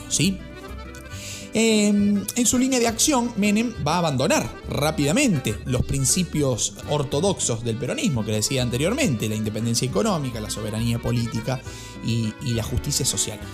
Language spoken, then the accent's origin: Spanish; Argentina